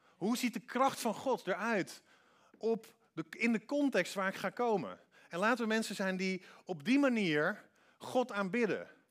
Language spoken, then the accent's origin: Dutch; Netherlands; Wij denken als Hollanders